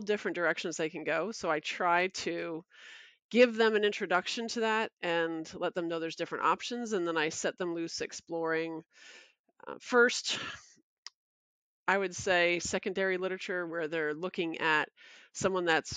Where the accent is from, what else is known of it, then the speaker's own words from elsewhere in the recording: Toms River, New Jersey, United States; also born or lived in Brooklyn, New York; I started off K through 12 in Toms River. I was born in Brooklyn and then we moved down here.